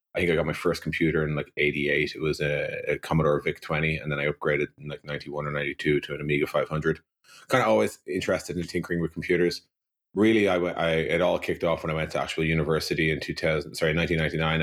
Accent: Dublin, Leinster, Ireland; I grew up in Dublin in the nineteen eighties

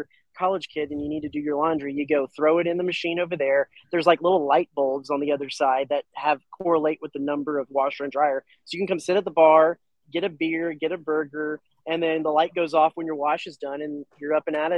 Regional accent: Dallas, Texas, United States; moved away as an adult; now in College Station, United States; I'm from the Dallas area. I've been a big city guy all my life

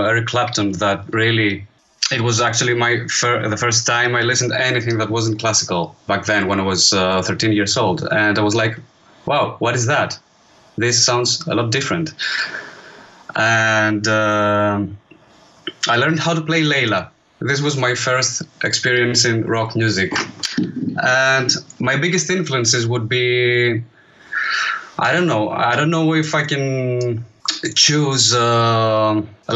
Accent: Greece; also born or lived in Edinburgh; there were many opportunities to play live here in my hometown

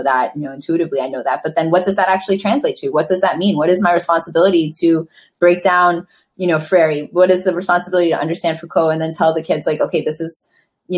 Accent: New York, United States; I grew up in East Harlem in the 90s

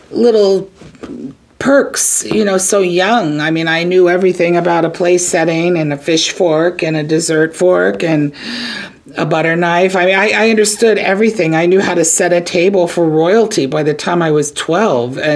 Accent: Virginia Beach, Virginia, United States; moved away as an adult; now in New York, United States; I grew up on Virginia Beach.

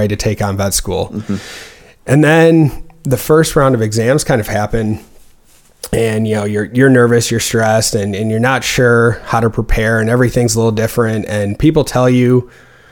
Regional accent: Waunakee, Wisconsin, United States; moved away as an adult; also born or lived in Missouri; I'm originally from Wanakee, Wisconsin, which is just north of Madison, about 10 miles

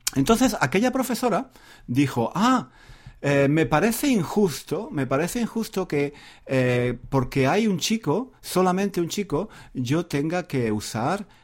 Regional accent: Spain; first language Spanish; yo soy nativo de España

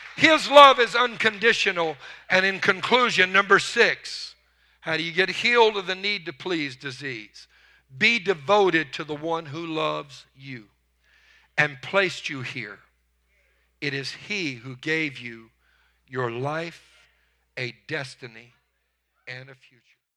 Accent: Louisiana, United States; now in Texas, United States; I was raised in Louisiana

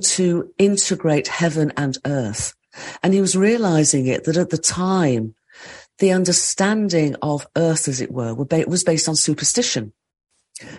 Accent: the Midlands of England, United Kingdom; I grew up in the Midlands of England, in an industrial part of England.

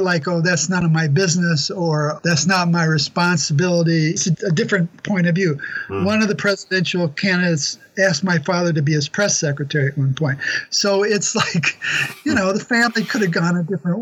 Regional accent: Detroit, Michigan, United States; I'm from Detroit, Michigan. I grew up in a very interesting family

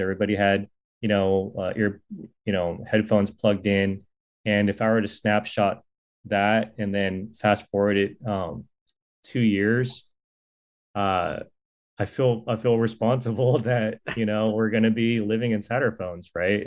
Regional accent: Silicon Valley, California, United States; I'm from the Silicon Valley before it was Silicon Valley.

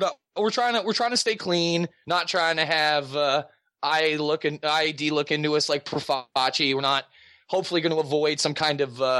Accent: Halifax, Nova Scotia, Canada; I grew up in Halifax, Nova Scotia.

